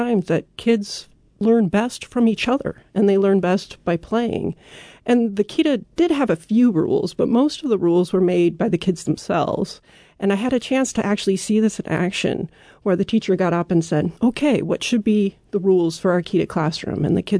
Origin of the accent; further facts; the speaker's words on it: United States; And for me, as an American, that was very refreshing, because here I get a lot of messages that, oh, if you put your kid in daycare, that's bad for them.